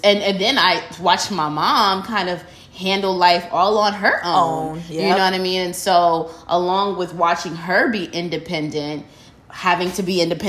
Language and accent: English; New York, United States; now in Houston, United States; growing up in New York.